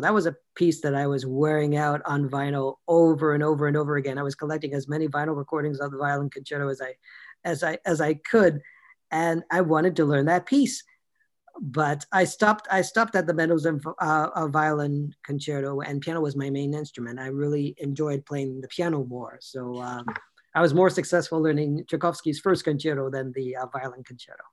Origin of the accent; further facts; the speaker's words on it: Toronto, Ontario, Canada; born and raised in Toronto